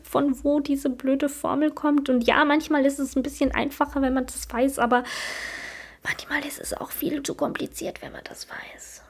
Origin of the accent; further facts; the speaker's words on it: Switzerland; ich bin Schweizerin